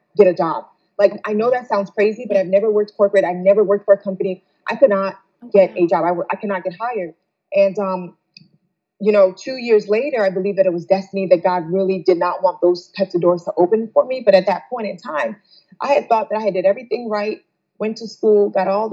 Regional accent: New Jersey, United States; moved away as an adult; also born or lived in Ghana; now in Detroit, United States; I was born and raised in Jersey

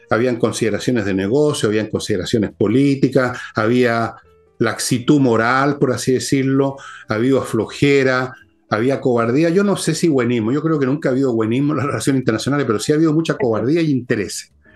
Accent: Chile

